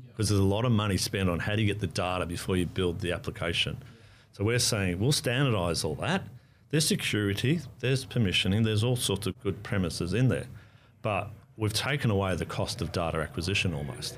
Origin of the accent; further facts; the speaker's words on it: Australia; moved away as an adult; now in New Zealand; I am Australian by national, and I've lived between Australia and New Zealand for about the last ten-odd years, thirteen-odd years